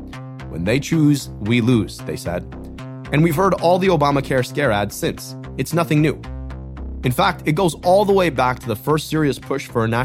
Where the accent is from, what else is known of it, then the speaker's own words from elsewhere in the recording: Michigan, United States; my home state of Michigan